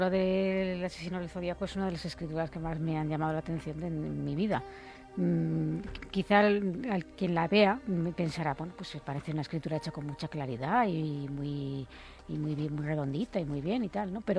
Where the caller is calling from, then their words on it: Córdoba, Andalusia, Spain; Buenas madrugadas … de Córdoba